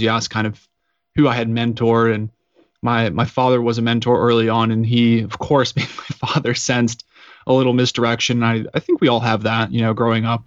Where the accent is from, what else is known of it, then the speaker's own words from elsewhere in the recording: Woodland Park, Colorado, United States; I'm from Colorado at a small town called Woodland Park, which is about eighty-five hundred feet up in the mountains